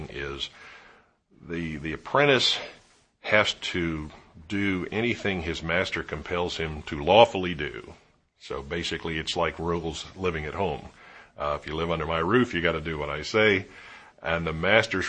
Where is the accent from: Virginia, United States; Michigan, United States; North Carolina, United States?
Virginia, United States; Williamsburg; I grew up in Williamsburg